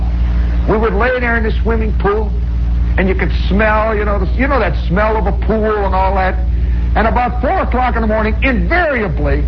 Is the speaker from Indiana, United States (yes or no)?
yes; Hessville, Indiana, United States; moved away; I'm from Hessville, Indiana